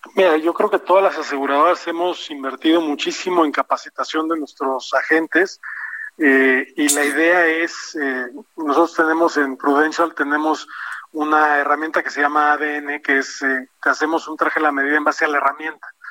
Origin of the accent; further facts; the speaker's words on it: Mexico; como mexicanos